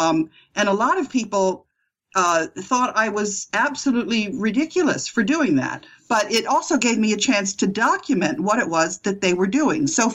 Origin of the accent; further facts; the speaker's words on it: United States; moved away as an adult; also born or lived in Amsterdam, Netherlands; I'm an American, and I studied at New York University and Yale Law School.